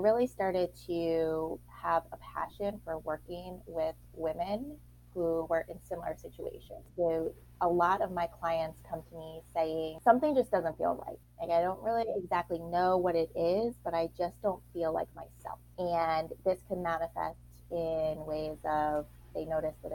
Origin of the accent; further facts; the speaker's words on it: Long Island, New York, United States; I grew up, like I said, on Long Island in New York